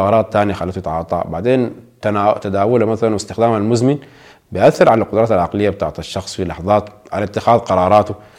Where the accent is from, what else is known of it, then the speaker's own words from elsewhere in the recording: Sudan; ونحن كشعب سوداني